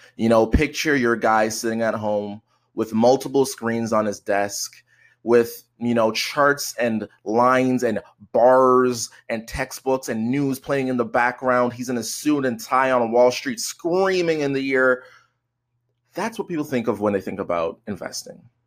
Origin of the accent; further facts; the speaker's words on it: Canada; I'm Canadian